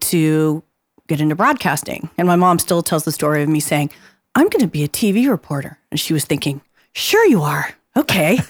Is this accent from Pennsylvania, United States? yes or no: no; Phoenix, Arizona, United States; I grew up in the West Valley before there was anything out there